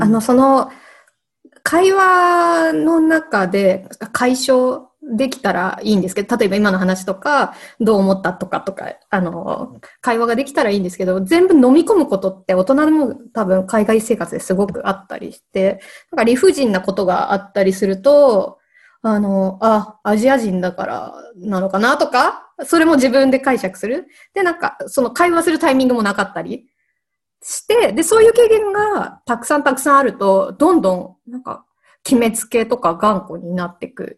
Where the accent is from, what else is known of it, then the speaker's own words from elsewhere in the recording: Japan; moved away; もう私が海外に住む前、まあ、日本に住んでいる子供の時